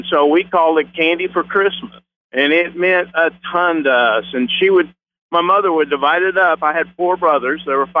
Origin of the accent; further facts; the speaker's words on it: Philippines; now in United States; Yeah, I grew up in the Philippines. My mom and dad were missionaries there. I grew up, and I actually graduated high school over there.